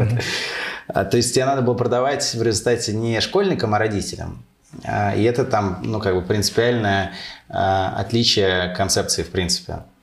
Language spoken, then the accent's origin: Russian; Moscow, Russia; also born or lived in United States; Родился в Москве. Э, тут и прожил э, всю жизнь.